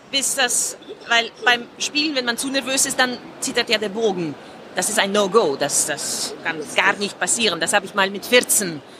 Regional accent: Moscow, Russia; German is a second language; Und zwar, ich bin in Moskau zur Schule gegangen und es war, wir hatten, klingt unglaublich, aber wir hatten keine Computer.

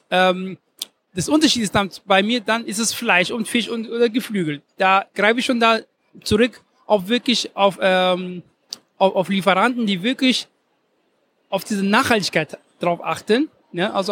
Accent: Ghana; also born or lived in Germany; Ich bin einmal, ich bin einmal Deutscher und einmal aus, ich bin einmal aus Ghana.

